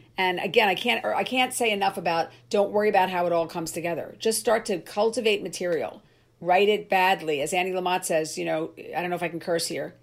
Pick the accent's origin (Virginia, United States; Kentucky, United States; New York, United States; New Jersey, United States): New Jersey, United States; Cherry Hill; moved away; my hometown I played, which was fun, Cherry Hill, New Jersey